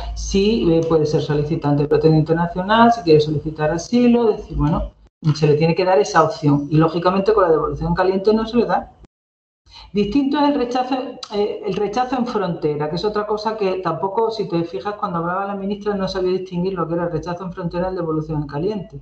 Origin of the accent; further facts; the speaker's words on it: Ceuta, Spain; yo, yo soy de Ceuta y he vivido también aquí